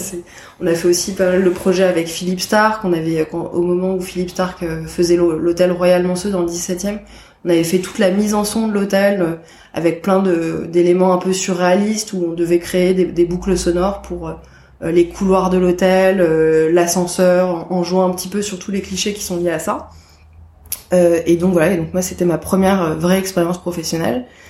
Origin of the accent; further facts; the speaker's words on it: Paris, Île-de-France, France; je suis née euh, à Paris en 1985